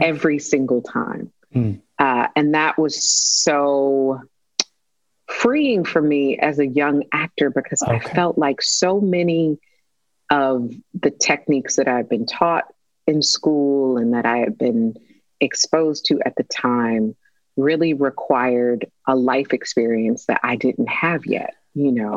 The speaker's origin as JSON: {"language": "English", "town": "Detroit", "region": "Michigan", "country": "United States", "said": "I'm from Detroit"}